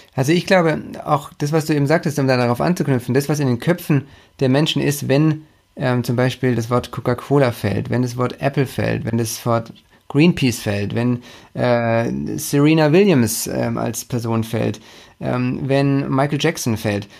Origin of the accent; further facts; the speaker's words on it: Stuttgart, Baden-Württemberg, Germany; Von München in meine Heimat nach Stuttgart